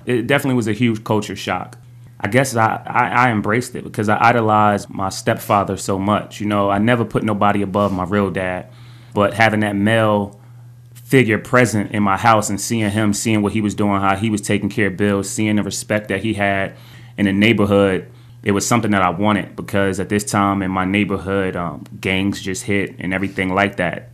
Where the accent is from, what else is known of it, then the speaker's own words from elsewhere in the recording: East Orange, New Jersey, United States; I'm from East Orange, New Jersey. I grew up in a single parent home